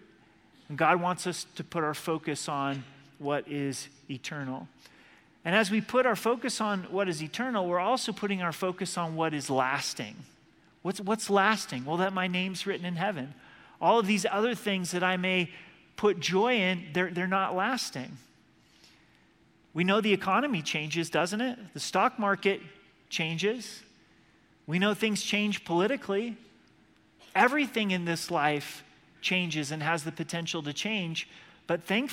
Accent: Oregon, United States; moved away; I'm from Oregon

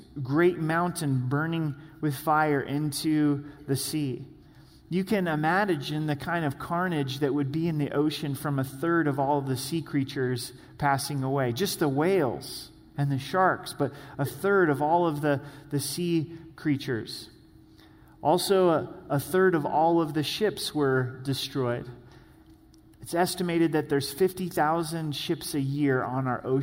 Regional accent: the Northwest, Pacific Northwest, United States; moved away; I grew up in the Northwest

